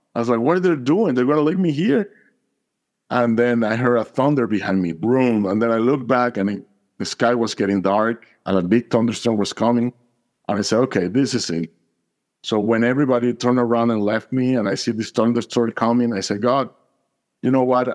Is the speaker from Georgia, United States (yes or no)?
yes; Atlanta, Georgia, United States; I'm from Atlanta, Georgia